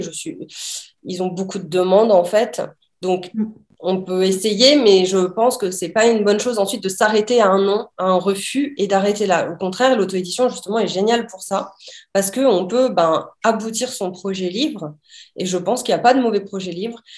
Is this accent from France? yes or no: yes; southern France, France; moved away as an adult; je suis revenue dans le sud de la France dans ma région natale, enfin de là où j'ai grandi